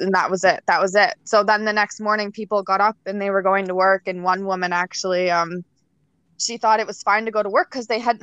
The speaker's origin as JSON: {"language": "English", "region": "Nova Scotia", "country": "Canada", "tie": "born or raised there", "moved": "yes", "lives_now": "Ontario, Canada", "said": "I live in Ontario, and I grew up in Nova Scotia, and a lot of people in Nova Scotia didn't lock their doors"}